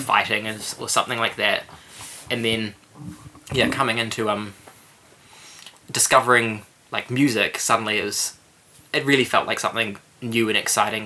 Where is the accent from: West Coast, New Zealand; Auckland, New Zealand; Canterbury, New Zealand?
Canterbury, New Zealand; Christchurch; moved away as an adult; now in Wellington, New Zealand; I was from Christchurch and yeah, I stuck around for about a year after the earthquakes